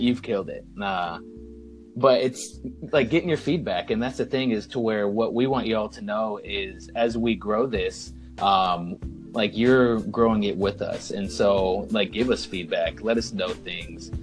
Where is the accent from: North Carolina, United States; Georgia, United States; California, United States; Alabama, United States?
North Carolina, United States; moved away as an adult; I am originally from North Carolina, and if you cut the state in half and go directly along the coast, that is the first 18 years of my life